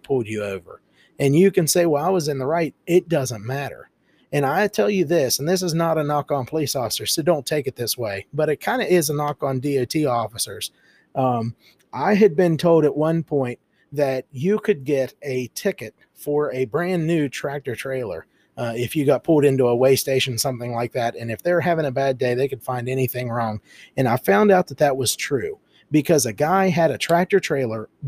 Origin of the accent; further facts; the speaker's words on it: United States; being an American